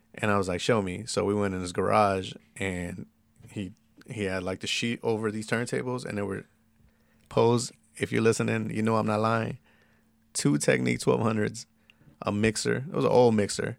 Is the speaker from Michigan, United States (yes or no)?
no; San Bernardino, California, United States; also born or lived in East Los Angeles; I lived in San Bernardino for twelve years. I graduated high school in the I E and everything